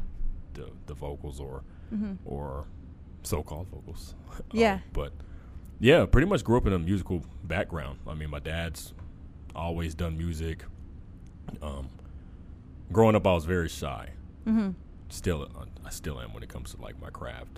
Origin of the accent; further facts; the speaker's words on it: Wichita, Kansas, United States; All born and raised in Wichita, Kansas, actually in the same house